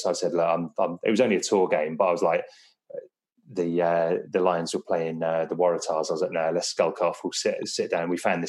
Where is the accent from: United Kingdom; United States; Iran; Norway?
United Kingdom; England; being a Welshman growing up in England in the 90s